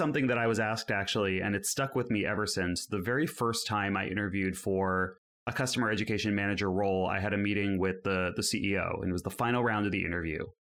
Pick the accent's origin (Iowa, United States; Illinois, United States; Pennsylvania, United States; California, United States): California, United States; now in Amsterdam, Netherlands; I'm currently living in Amsterdam, although as you can hear by my accent, I'm still a baby European. I'm out here recently from the Bay Area in the United States.